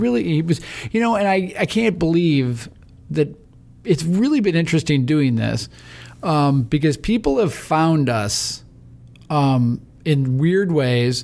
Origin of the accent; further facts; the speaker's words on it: Chicago suburbs, Illinois, United States; Growing up in the Chicago suburbs